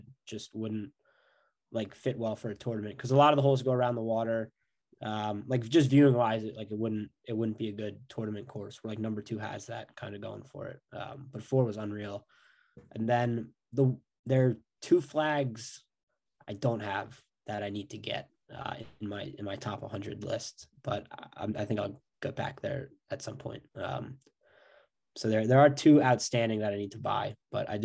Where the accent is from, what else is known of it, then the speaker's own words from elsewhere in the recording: New Jersey, United States; I'm from Jersey